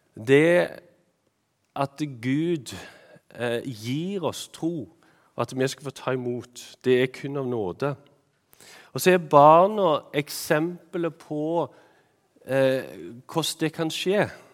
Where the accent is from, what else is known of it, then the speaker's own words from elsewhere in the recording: Randaberg, Rogaland, Norway; now in Eastern Norway, Norway; jeg er jo fra Randaberg opprinnelig, så det å bo hjemme hos mor og far er kjekt